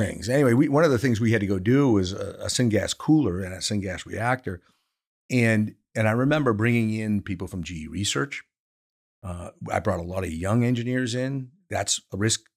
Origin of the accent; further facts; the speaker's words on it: Maine, United States; moved away; also born or lived in Pennsylvania; I am from Maine, so paper mills are important, but, but, uh, to the economy up there